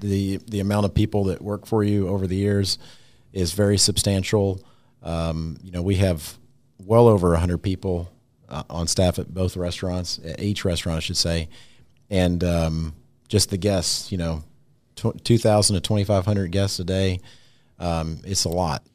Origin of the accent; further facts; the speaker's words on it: Tennessee, United States; moved away as an adult; also born or lived in Louisville, Kentucky; I grew up in Tennessee